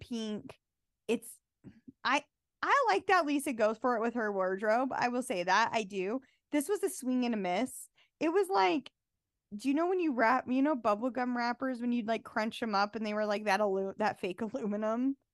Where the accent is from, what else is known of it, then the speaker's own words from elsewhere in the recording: Utah, United States; someone who was born and bred in Utah. Born and raised, left a little bit, but mostly been here